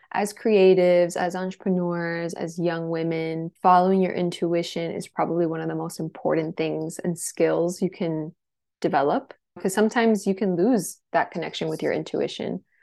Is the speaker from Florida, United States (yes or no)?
yes; Miami, Florida, United States; born or raised there; moved away as an adult; also born or lived in Los Angeles